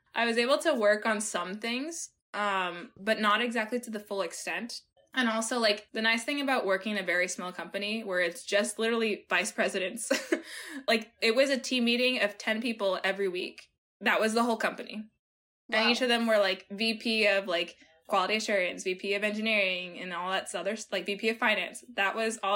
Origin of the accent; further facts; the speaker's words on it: Peru; moved away; I was born in Peru